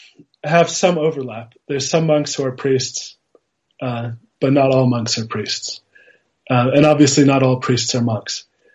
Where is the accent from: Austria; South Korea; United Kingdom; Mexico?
Austria; also born or lived in Italy; Austrian. My mother is American. My father's Austrian. My parents are academics, so we moved around a bit. I was born in Italy.